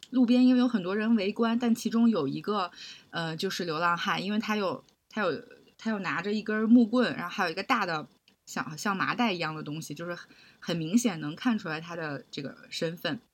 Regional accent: China; moved away as an adult; also born or lived in Hong Kong; 因为我是内地人

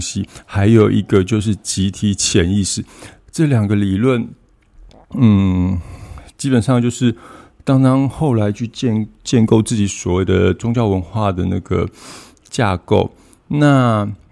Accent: Taiwan; 我们台湾这边

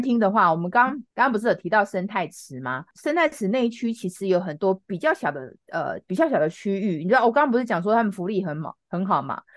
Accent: Taiwan; 我们台湾人

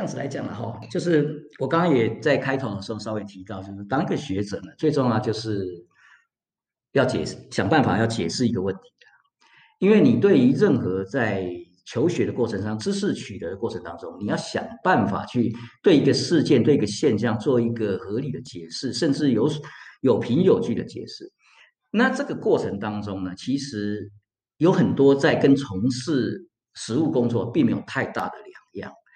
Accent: Taiwan; moved away as an adult; also born or lived in United States / Florence, Italy / Bologna, Italy; now in Switzerland; 身为一个台湾人

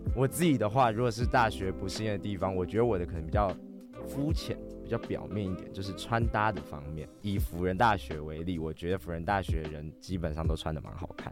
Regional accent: New Taipei, Taiwan; 我是新北人

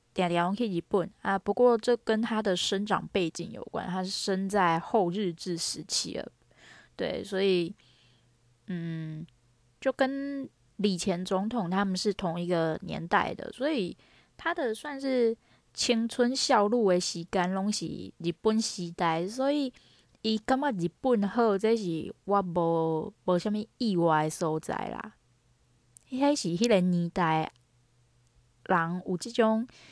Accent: Taiwan; 我小的时候。说实话，我自己也是在这种背景环境下生长上来的。因为在学校，你讲台语就是会被人家觉得说很怂。

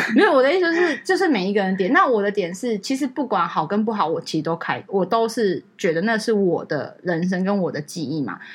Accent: Taiwan; 我们是台湾来

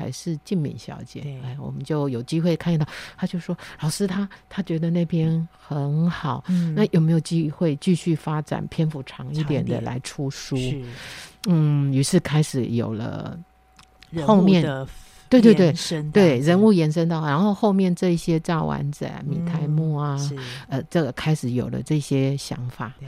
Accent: Beipu, Hsinchu County, Taiwan; accent: Hailu Hakka; 我我在新竹县北埔乡长大

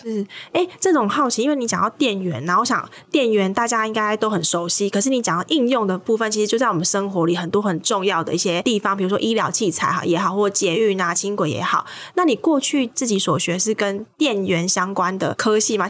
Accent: Kaohsiung, Taiwan; 我们家乡高雄

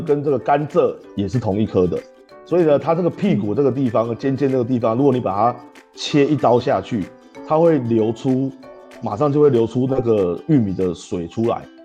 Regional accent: Taipei, Taiwan; moved away as an adult; now in Yunlin, Taiwan; 我是一个土生土长的台北人，然后嗯。我早期在台北呢，做的是房屋中介的工作

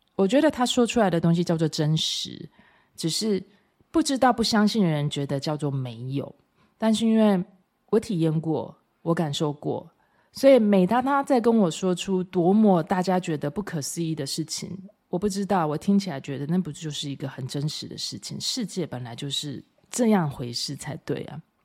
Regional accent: Taiwan; 我真的都觉得我身为台湾人好骄傲

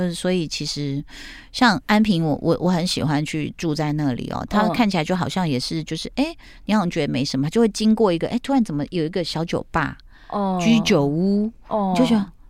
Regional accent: Taipei, Taiwan; 果然我们台北人，我们的眼界都被说的好小。

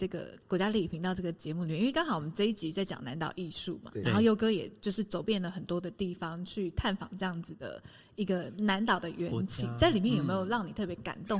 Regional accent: Taiwan; 那真的大家听到说我们是来自于台湾，其实很多人会讲一句话，就是 Mother Island。

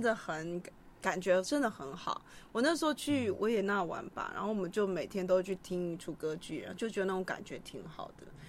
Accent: Kaohsiung, Taiwan; 我们学校就七贤国中，不，不，七贤国小，高雄的嗯。七贤国小

